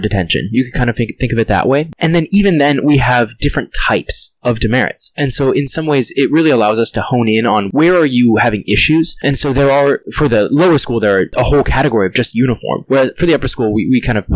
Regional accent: Anchorage, Alaska, United States; also born or lived in Minnesota; I grew up here in Anchorage, Alaska, and this is my home.

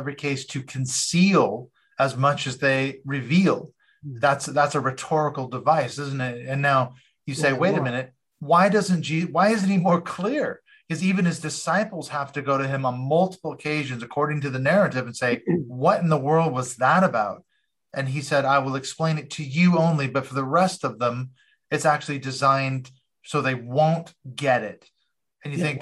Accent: Seattle, Washington, United States; moved away as an adult; now in United Kingdom; I'm originally from Seattle, Washington, but I've lived over here in the UK for almost 16 years now.

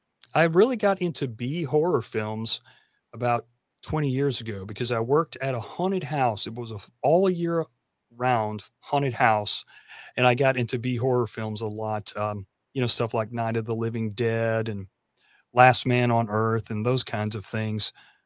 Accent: Tennessee, United States; I am from Tennessee and we're famous for being the country music capital.

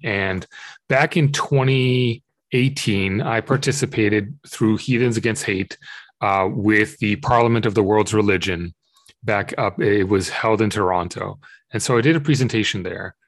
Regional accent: Israel; I grew up in Israel

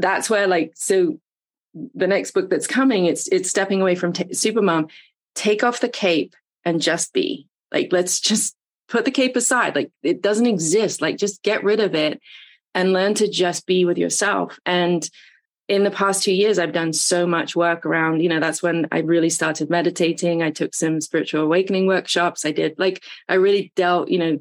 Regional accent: England, United Kingdom; moved away as an adult; now in Atlanta, United States; I came over from England to Atlanta in my early 20s

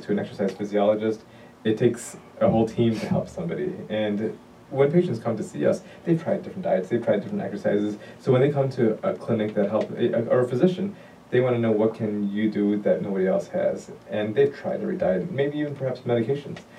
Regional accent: Chicago, Illinois, United States; also born or lived in Detroit, Michigan / Pennsylvania; I'm originally from Chicago. I was born and raised

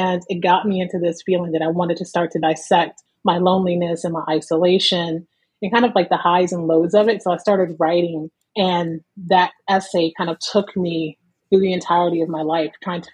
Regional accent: Alliance, Ohio, United States; moved away as an adult; also born or lived in Canton, Ohio; now in Philadelphia, United States; I was born in Canton, Ohio, and raised in Alliance, Ohio

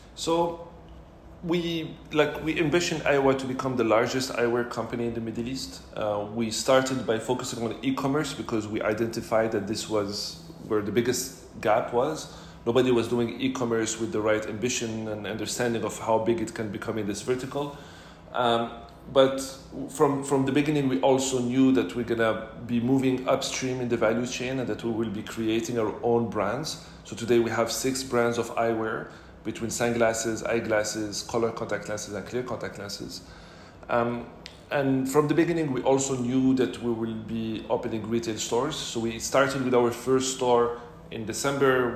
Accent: Casablanca, Casablanca-Settat, Morocco; also born or lived in Montreal / Paris / Singapore / London; now in Dubai, United Arab Emirates; I'm originally from Morocco, born and raised in Casablanca.

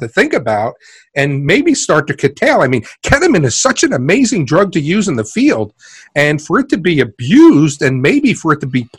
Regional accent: New York City, New York, United States; I'm actually from Queens

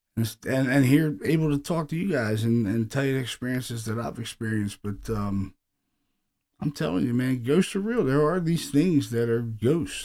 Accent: Baltimore, Maryland, United States; these are people, you know, that I grew up with in Baltimore City

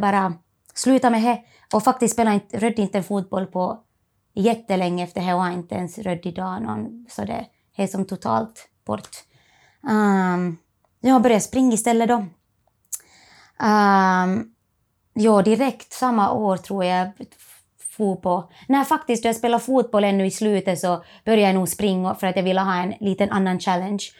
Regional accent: Merikart, Laihia, near Vaasa, Ostrobothnia, Finland; moved away as an adult; now in Australia; Jag är från, kommer från, är född och uppvuxen i Merikart, som är i Lillkyrro, lite utanför Vasa

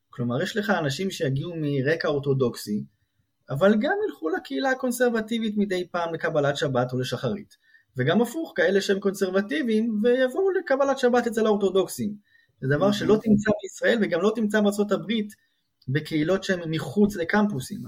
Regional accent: Israel; moved away as an adult; now in Princeton, United States; יש כמה זוגות ישראלים, אנחנו מביניהם, שבאנו מהארץ

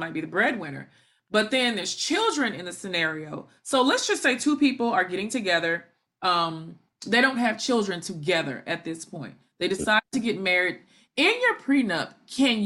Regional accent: Memphis, Tennessee, United States; my hometown of Memphis, Tennessee

